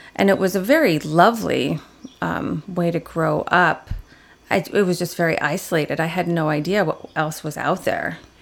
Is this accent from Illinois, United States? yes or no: yes; Aurora, Illinois, United States; I was born in Aurora, Illinois